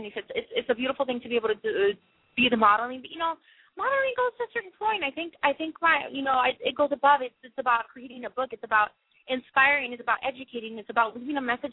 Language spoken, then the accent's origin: English; Las Vegas, Nevada, United States; being in my hometown, it was in Vegas